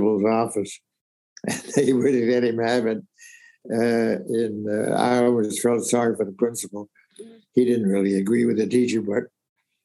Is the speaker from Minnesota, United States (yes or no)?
no; Richmond, Virginia, United States; moved away; I grew up in Richmond, Virginia.